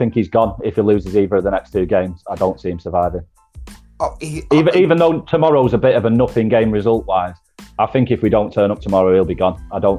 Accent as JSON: {"language": "English", "town": "Manchester", "region": "North West England", "country": "United Kingdom", "said": "Nitram, that's where I'm from, mate. That's my area code, 0161."}